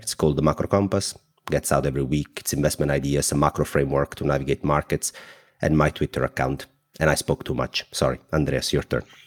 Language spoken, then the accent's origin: English; Southern Italy, Italy; accent: thick; English is a second language; I am a 31 years old guy from the south of Italy. My accent is very thick